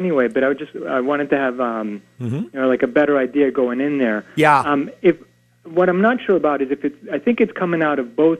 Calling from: Oxford, Connecticut, United States; Oxford, Connecticut.

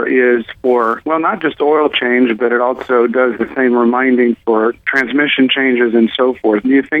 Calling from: Palmdale, California, United States; I'm calling you from Palmdale, California.

